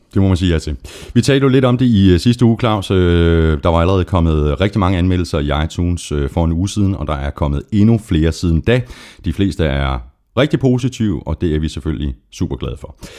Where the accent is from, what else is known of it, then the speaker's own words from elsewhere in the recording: Viborg, Central Denmark Region, Denmark; jeg kommer fra Viborg